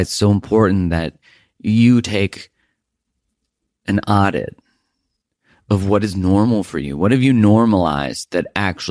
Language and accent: English; Calgary, Alberta, Canada; moved away; we're originally both from Calgary area.